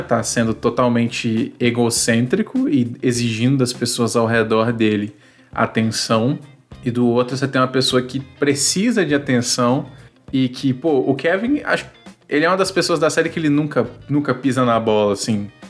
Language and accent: Portuguese; Espírito Santo, Brazil; eu sou natural do Espírito Santo, atualmente moro né, no Espírito Santo também